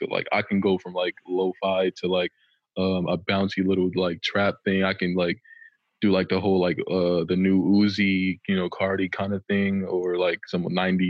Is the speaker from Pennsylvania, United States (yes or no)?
yes; Philadelphia, Pennsylvania, United States; I started rapping though at about 10 years old, because you know it was just a thing to do where I was from, because I was originally from Philadelphia, Pennsylvania.